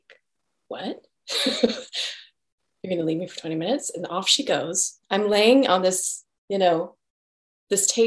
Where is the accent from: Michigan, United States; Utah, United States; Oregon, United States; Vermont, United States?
Utah, United States; Salt Lake City; now in San Francisco Bay Area, United States; I grew up in Salt Lake, but came to the Bay Area during all the technology boom.